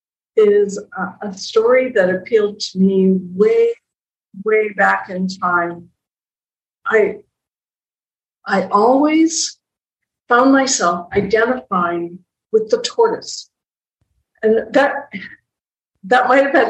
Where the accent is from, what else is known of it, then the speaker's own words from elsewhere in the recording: Calgary, Alberta, Canada; I'm from Calgary